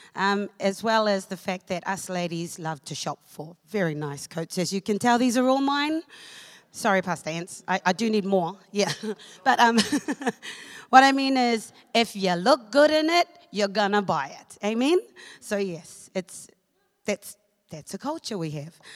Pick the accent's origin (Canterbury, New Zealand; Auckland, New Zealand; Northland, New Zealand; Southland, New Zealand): Auckland, New Zealand; moved away as an adult; also born or lived in Cook Islands; now in Hamilton, New Zealand; I was born in the Cook Islands, um, but I was bred in Auckland. So I lived in Māngere for over 20 years.